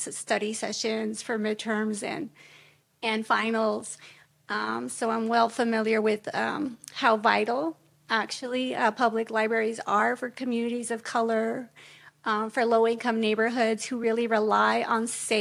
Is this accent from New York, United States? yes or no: no; San Francisco, California, United States; born and raised in San Francisco